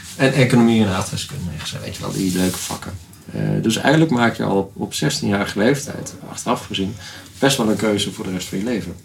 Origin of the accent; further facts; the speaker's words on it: Netherlands; als Nederlanders